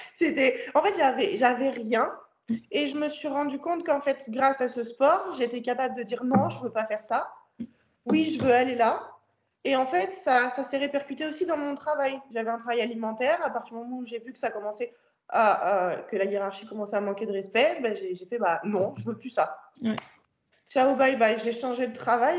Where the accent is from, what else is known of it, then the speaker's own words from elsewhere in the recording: France; je suis française